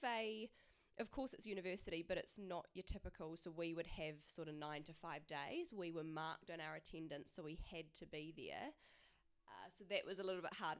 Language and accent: English; Christchurch, Canterbury, New Zealand; being back home and being in Christchurch, is I'm from Christchurch